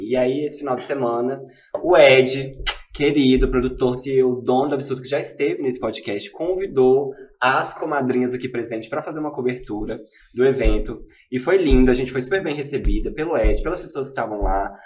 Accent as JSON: {"language": "Portuguese", "region": "Minas Gerais", "country": "Brazil", "accent": "mineiro", "said": "sotaque de mineiro"}